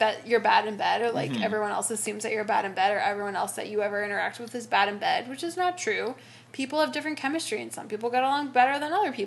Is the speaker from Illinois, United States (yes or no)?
no; California, United States; we love where we're from